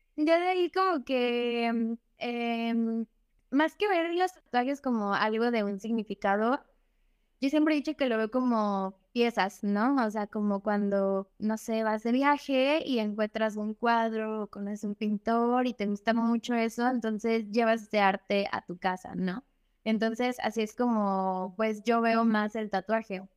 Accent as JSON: {"language": "Spanish", "town": "Xalapa", "region": "Veracruz", "country": "Mexico", "said": "yo soy de, de Jalapa y allá hay muchos artistas"}